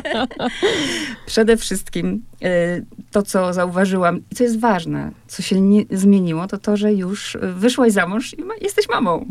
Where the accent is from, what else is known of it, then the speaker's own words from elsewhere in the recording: Poland; my Polacy